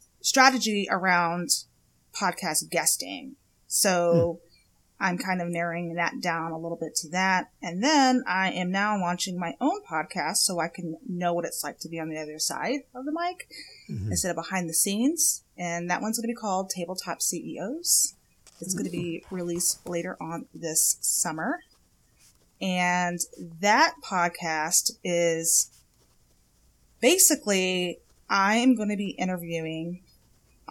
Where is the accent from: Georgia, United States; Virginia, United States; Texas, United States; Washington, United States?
Texas, United States; moved away as an adult; now in Buffalo, United States; I'm actually from Texas, born and raised in Texas